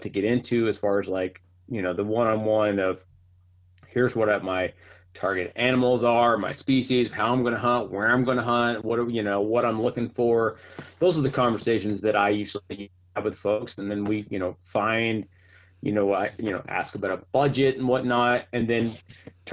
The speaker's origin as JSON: {"language": "English", "town": "Mountain Home", "region": "Arkansas", "country": "United States", "tie": "born or raised there", "also_born_or_lived": "north of Atlanta, Georgia", "moved": "as an adult", "lives_now": "Howell, United States", "said": "I'm born and raised actually from Arkansas. I grew up in the Ozark Mountains"}